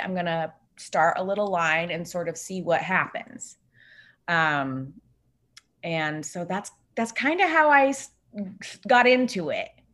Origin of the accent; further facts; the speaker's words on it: Bay Area, California, United States; now in Los Angeles, United States; I live in Los Angeles, but I was, um, born and raised in the Bay Area.